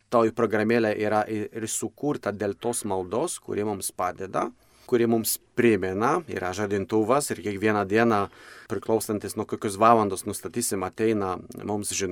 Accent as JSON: {"language": "Lithuanian", "country": "Poland", "tie": "born or raised there", "moved": "as an adult", "lives_now": "Lithuania", "said": "aš pats esu kilęs iš, iš Lenkijos."}